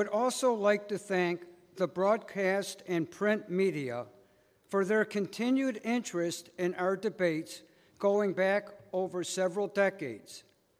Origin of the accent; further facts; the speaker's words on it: Buffalo, New York, United States; Although many of us live in the suburbs, we clearly identify ourselves as Buffalonians. When we travel and are asked, "Where are you from?" we inevitably respond, "Buffalo, New York."